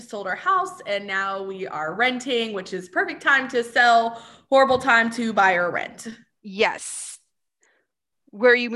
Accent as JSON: {"language": "English", "region": "Texas", "country": "United States", "said": "I'm not a meat person, and I'm from Texas."}